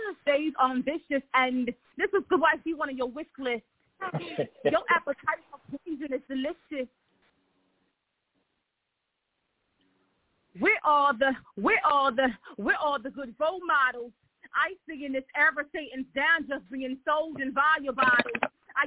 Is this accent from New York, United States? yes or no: no; Philadelphia, Pennsylvania, United States; I am from Philadelphia, Pennsylvania